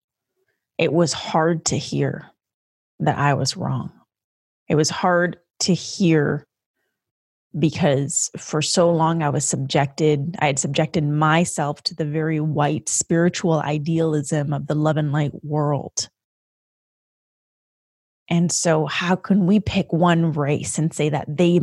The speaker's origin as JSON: {"language": "English", "country": "Canada", "moved": "yes", "lives_now": "United States", "said": "as a Canadian, I experienced a different type of history lesson in Canada"}